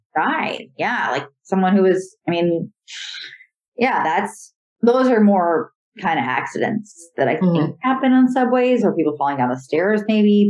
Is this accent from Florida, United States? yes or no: no; Connecticut, United States; moved away as an adult; also born or lived in Syracuse, New York / Los Angeles, California; now in New York, United States; growing up in Connecticut and like going to school in Syracuse